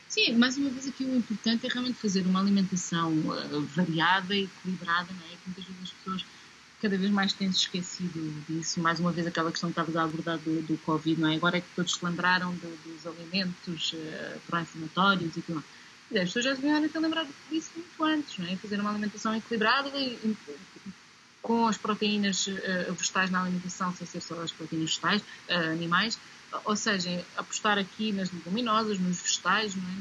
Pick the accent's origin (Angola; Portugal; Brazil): Portugal; faz parte da nossa raiz como portugueses